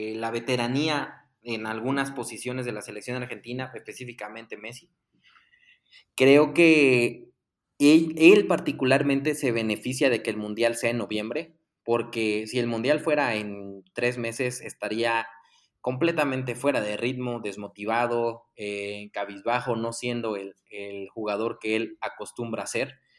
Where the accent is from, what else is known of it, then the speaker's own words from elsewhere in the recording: Mexico; como mexicanos